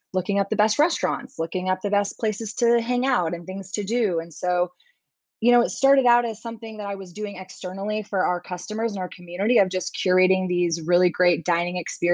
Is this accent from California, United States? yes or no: no; Austin, Texas, United States; born and raised in America in Austin, Texas, but have an immigrant father from Iran